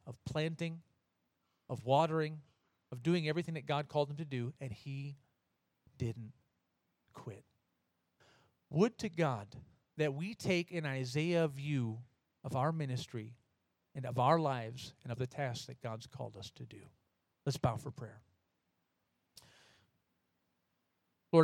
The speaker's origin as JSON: {"language": "English", "country": "United States", "moved": "yes", "lives_now": "Oberfrauendorf, Germany", "said": "I'm American"}